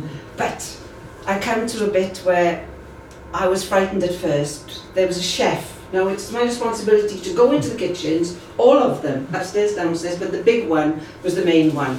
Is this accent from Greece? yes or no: no; Swansea Valley, Wales, United Kingdom; moved away as an adult; also born or lived in Cardiff; I come from the Swansea Valley. I came to Cardiff as a student